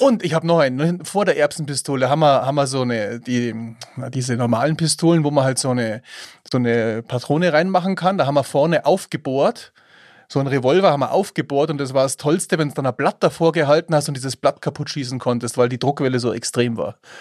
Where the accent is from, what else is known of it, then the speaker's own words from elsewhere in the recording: Eichenau, Bavaria, Germany; ich bin ja in Eichenau aufgewachsen.